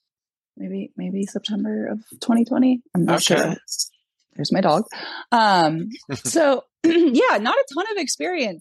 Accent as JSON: {"language": "English", "region": "Louisiana", "country": "United States", "said": "We're from Louisiana"}